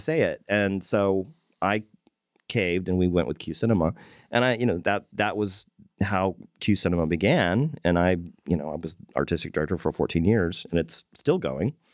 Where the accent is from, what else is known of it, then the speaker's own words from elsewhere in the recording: Corpus Christi, Texas, United States; moved away as an adult; now in Fort Worth, United States; I was born and raised in Corpus Christi.